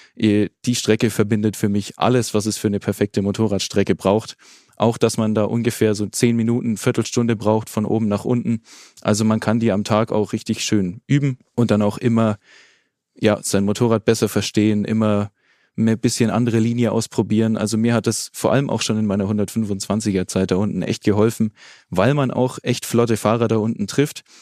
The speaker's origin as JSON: {"language": "German", "area": "Franconia", "region": "Bavaria", "country": "Germany", "said": "Ich bin ja selbst auch aus Franken"}